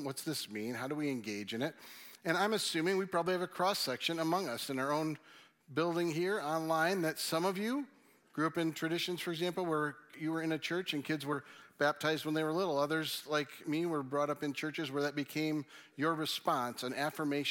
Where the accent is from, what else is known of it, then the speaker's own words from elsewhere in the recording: Michigan, United States; being from Michigan